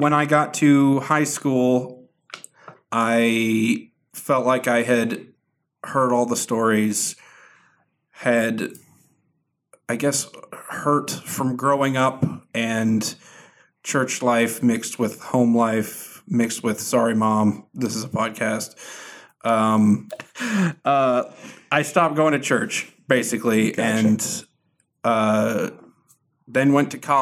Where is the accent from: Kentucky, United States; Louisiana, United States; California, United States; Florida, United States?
Florida, United States; also born or lived in Venezuela; I grew up in Florida